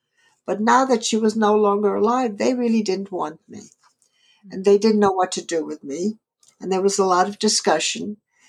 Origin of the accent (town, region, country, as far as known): Lindenhurst, New York, United States; born or raised there; English is a second language; also born or lived in Bergen-Belsen, Germany